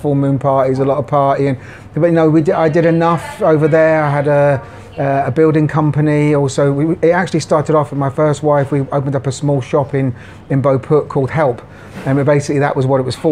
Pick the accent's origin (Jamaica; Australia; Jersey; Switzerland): Jersey; moved away as an adult; also born or lived in Glasgow, Scotland; now in Pattaya, Thailand; I was born in Scotland, in Glasgow, but I moved to Jersey in the Channel Islands when I was a baby. So I was brought up there.